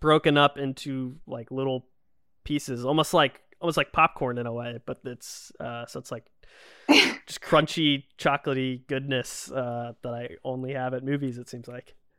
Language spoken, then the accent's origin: English; Georgia, United States; moved away; I grew up in Georgia, so we weren't super far from Disney World